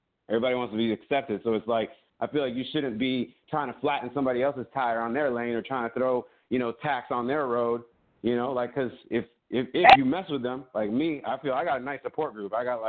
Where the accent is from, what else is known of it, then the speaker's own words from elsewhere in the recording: Florida, United States; I'm from Florida.